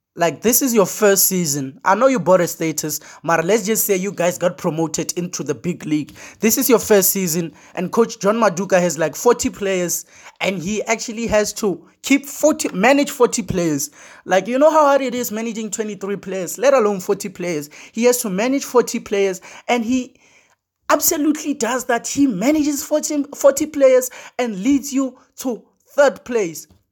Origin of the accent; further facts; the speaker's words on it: Limpopo, South Africa; I'm from Limpopo. I know I'm, I'm from Limpopo